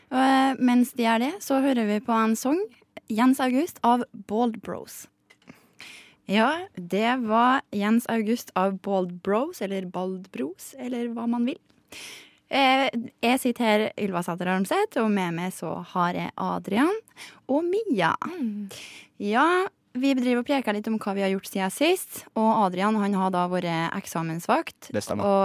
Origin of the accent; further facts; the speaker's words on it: Surnadal, Møre og Romsdal, Norway; Men jeg har vært hjemme i Surndalen, og da tok jeg nattoget.